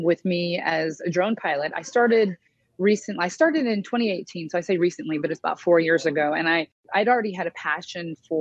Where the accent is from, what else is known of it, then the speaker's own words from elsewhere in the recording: Indianapolis, Indiana, United States; I grew up in Indianapolis